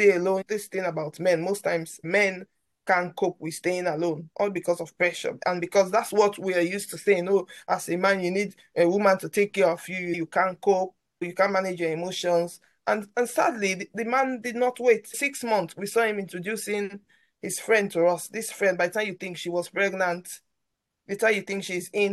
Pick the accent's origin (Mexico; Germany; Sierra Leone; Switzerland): Sierra Leone; moved away as an adult; now in London, United Kingdom; where I grew up from, I come from Sierra Leone.